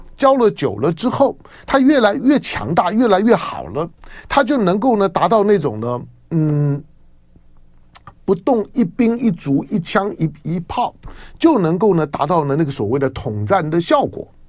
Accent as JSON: {"language": "Chinese", "country": "Taiwan", "tie": "born or raised there", "said": "我在台湾呢，我爱台湾，我在这地方土生土长啊，一草一，一木，一人一物啊"}